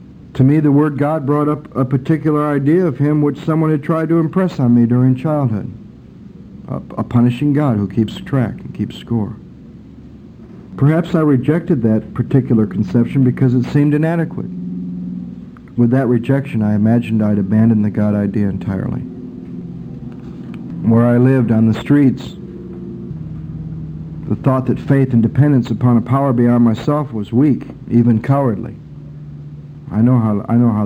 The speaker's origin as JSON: {"language": "English", "region": "Michigan", "country": "United States", "tie": "born or raised there", "said": "camping and out in the woods and growing up in Michigan and going to camp"}